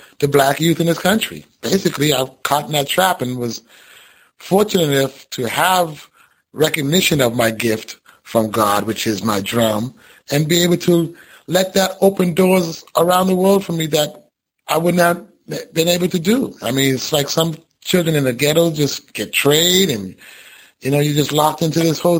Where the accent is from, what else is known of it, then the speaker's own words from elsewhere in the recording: Boston, Massachusetts, United States; I grew up in Roxbury, Massachusetts, in Cathedral Projects.